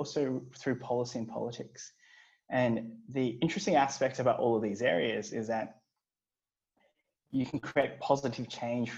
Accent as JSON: {"language": "English", "town": "Brisbane", "region": "Queensland", "country": "Australia", "tie": "born or raised there", "also_born_or_lived": "Hong Kong", "said": "I grew up in Brisbane"}